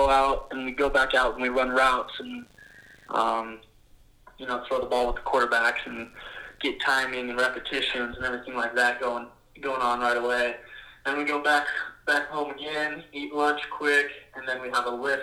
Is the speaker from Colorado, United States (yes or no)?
yes; Loveland, Colorado, United States; moved away as an adult; also born or lived in Laramie, Wyoming; I grew up in Loveland, Colorado, went to Loveland High School